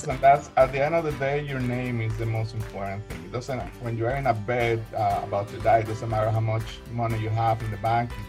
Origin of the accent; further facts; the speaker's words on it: Colombia; now in United States; Well, I am an immigrant. Uh, I came from Colombia uh, in 1996, so I know exactly how important the process is.